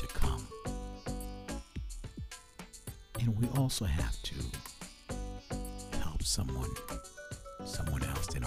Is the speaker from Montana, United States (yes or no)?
no; Brooklyn, New York, United States; also born or lived in Jersey Shore, New Jersey; I grew up partially in Brooklyn and the Jersey Shore.